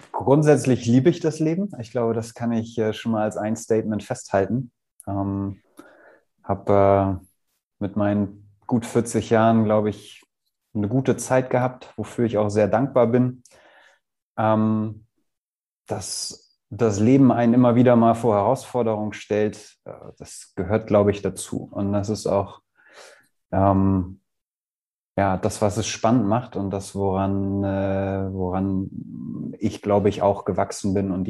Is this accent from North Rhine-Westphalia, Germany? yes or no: no; Hamburg, Germany; now in Kühlungsborn, Germany; ich bin Hamburger Jung, also in Hamburg geboren und aufgewachsen.